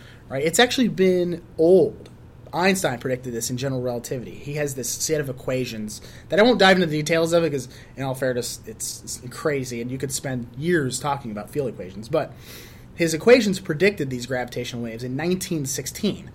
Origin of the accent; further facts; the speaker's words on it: Chicago, Illinois, United States; I was born and raised in Chicago